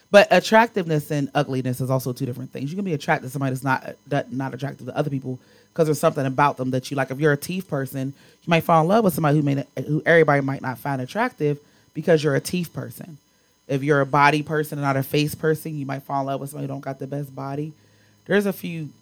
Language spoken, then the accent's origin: English; Pittsburgh, Pennsylvania, United States; my hometown park